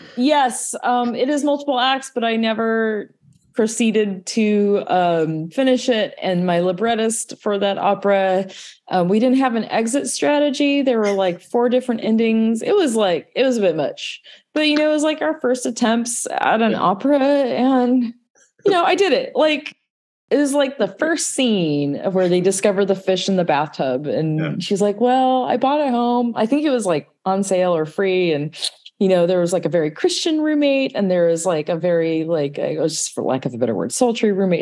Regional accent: Southern California, United States; I'm from Southern California

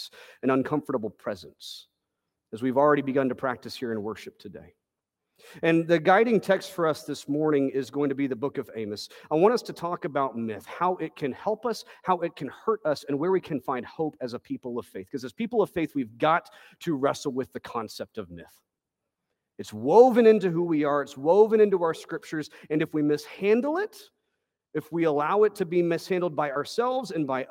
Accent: Texas, United States

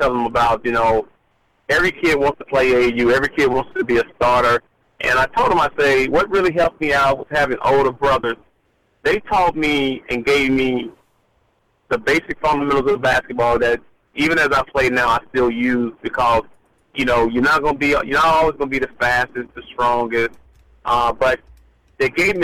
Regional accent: Brownsville, Tennessee, United States; moved away as an adult; also born or lived in Kentucky; my hometown, Brownsville, Tennessee

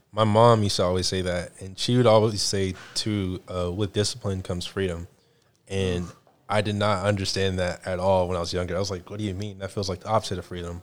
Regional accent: the South, United States; I'm from the South

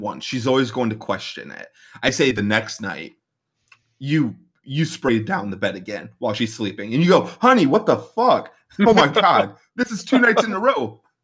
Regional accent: Midwest, United States; we are both from the Midwest

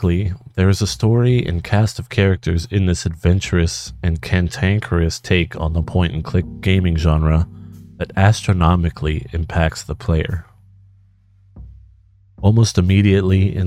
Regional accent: Vancouver, British Columbia, Canada; moved away; I would consider Vancouver, Canada as my hometown, even though I've spent plenty of time away from it

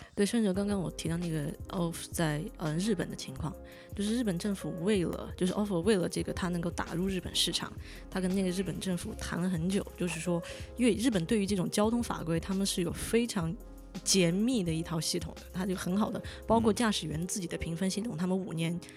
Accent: Chengdu, Sichuan, China; moved away as an adult; 我是成都人

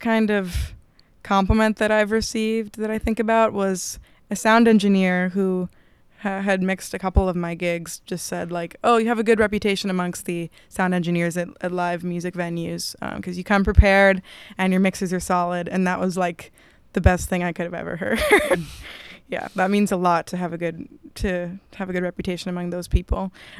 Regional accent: Italy; born there; I was born in Italy, and my dad lives in Italy, so I have EU citizenship.

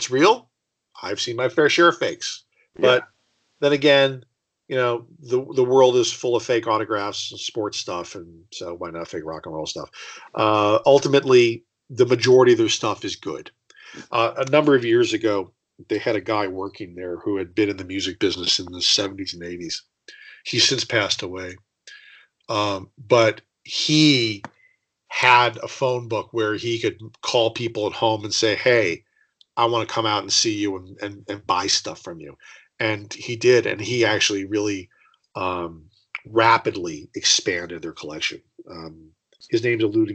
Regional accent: Detroit, Michigan, United States; I grew up in Detroit

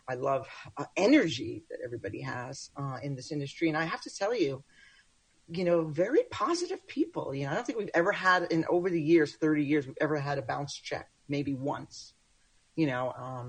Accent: Brooklyn, New York, United States; moved away; I'm a New Yorker. {S1} Okay. {S2} From Brooklyn originally. But I relocated here many moons ago

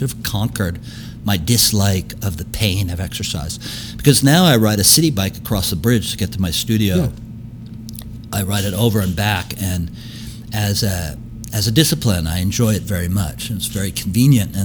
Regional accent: Tulsa, Oklahoma, United States; also born or lived in Wilmington, Delaware; now in New York, United States; I grew up in Tulsa

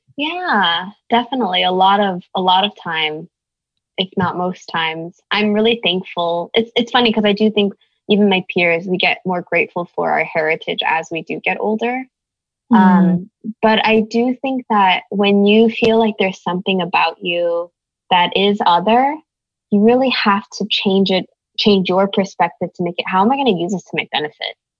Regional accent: Bay Area, California, United States; growing up in the Bay Area

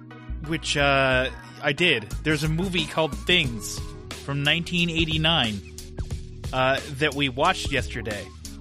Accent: Australia; And I'm an Australian mercenary guy. You can tell by my voice that I'm very Australian.

